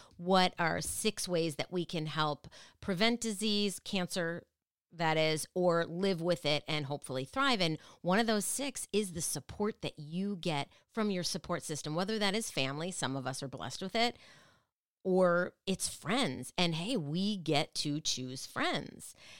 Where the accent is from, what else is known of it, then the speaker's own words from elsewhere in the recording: Minneapolis, Minnesota, United States; moved away; I love Minneapolis, and I'm from Minneapolis, but I am not in Minneapolis now